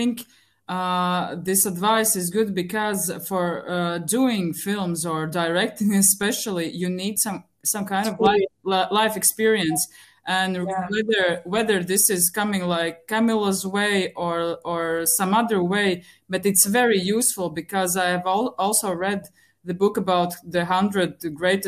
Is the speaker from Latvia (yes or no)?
yes; Riga, Latvia; I'm from Latvia, Riga